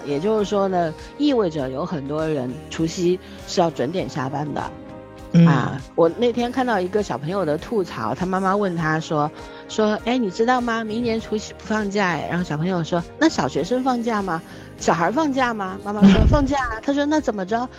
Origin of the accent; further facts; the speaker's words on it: Shanghai, China; 我们上海